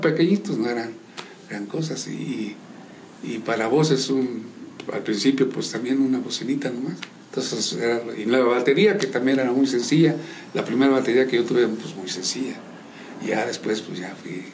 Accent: San Juan del Río, Querétaro, Mexico; born or raised there; also born or lived in Loreto, Zacatecas / Pabellón de Arteaga, Aguascalientes

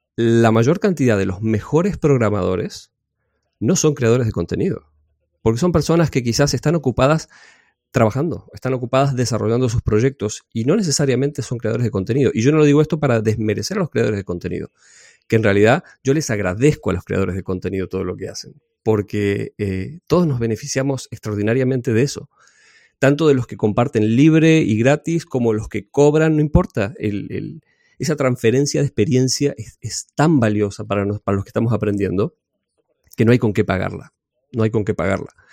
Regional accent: Argentina; also born or lived in Necochea, Buenos Aires Province; yo soy de Argentina. Vivo en una ciudad de la costa que se llama Necochea

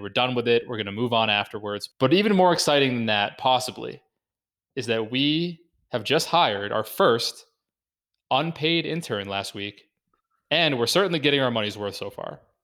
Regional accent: United States; being an American

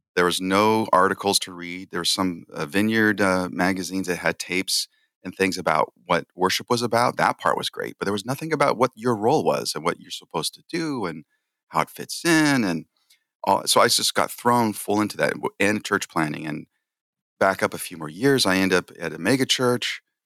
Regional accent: San Jose, California, United States; this big church, um, in San Jose, California, which is my hometown

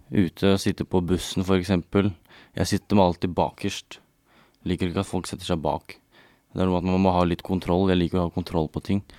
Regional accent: Bærum, Akershus, Norway; Jeg er opprinnelig fra Bærum

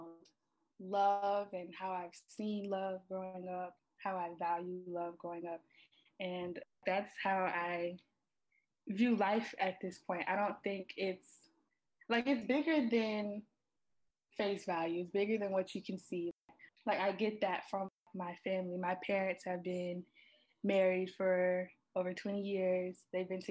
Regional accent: South Carolina, United States; I'm from South Carolina, little small town where it's like everyone knows everyone

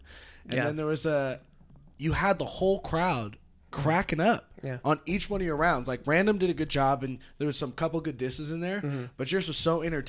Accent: California, United States; you know, I grew up in the North like Bay music? Bay.

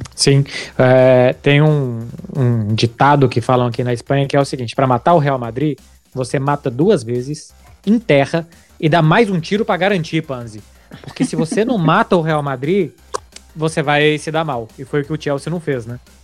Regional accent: Brazil; now in Barcelona, Spain; eu sou brasileiro

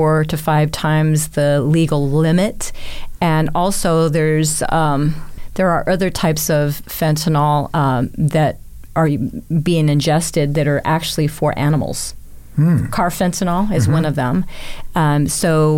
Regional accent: Sierra Vista, Arizona, United States; now in Tucson, United States; I grew up in Sierra Vista, Arizona, which is south of Tucson.

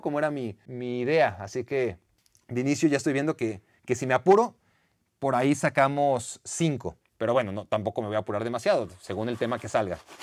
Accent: Mexico; soy, soy de México.

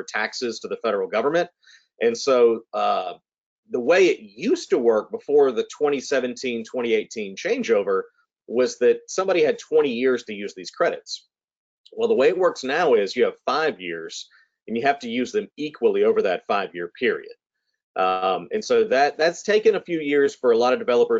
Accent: Mobile, Alabama, United States; moved away as an adult; also born or lived in New Orleans, Louisiana / Edinburgh, Scotland; growing up in Mobile, a city with so much architectural history and architectural culture

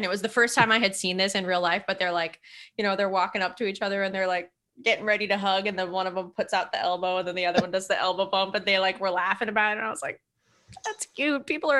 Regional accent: California, United States; We're from California. We don't have lines there.

